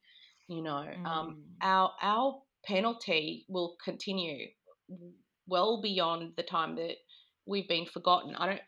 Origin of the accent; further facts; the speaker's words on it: Australia; moved away; oh, where are you from, Australian?